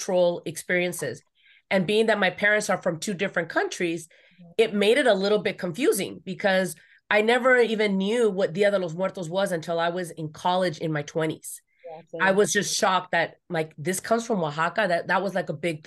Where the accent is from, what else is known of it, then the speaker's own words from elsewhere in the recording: Los Angeles, California, United States; I grew up here in the San Fernando Valley, you know, outskirts